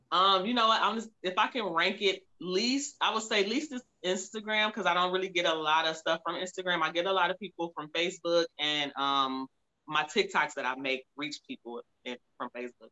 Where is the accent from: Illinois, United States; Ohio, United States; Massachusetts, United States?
Ohio, United States; Cleveland; now in Phoenix, United States; I'm actually from Cleveland, Ohio